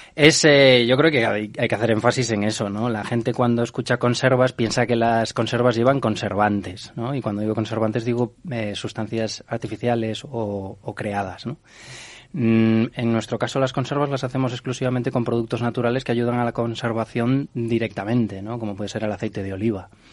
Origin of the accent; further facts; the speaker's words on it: Galicia, Spain; Yo como gallego